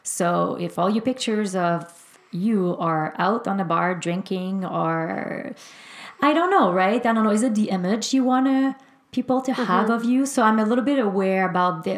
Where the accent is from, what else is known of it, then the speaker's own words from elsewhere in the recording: Quebec, Canada; also born or lived in Greater Vancouver; now in Vancouver, Canada; I'm from Quebec, and we live in the Greater Vancouver area